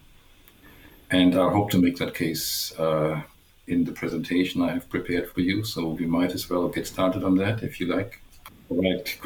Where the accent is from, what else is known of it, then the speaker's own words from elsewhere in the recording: Germany; English is a second language; moved away as an adult; also born or lived in Mainz, Germany / Waterloo, Canada; now in Canada; as you might guess from my accent, as I already gave away, I'm from Germany.